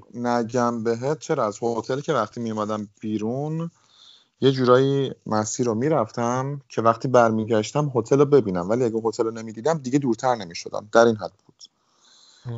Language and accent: Persian; Tehran, Tehran Province, Iran; moved away as an adult; also born or lived in Italy; now in London, United Kingdom; توی تهران بودم بزرگ شده تهرانم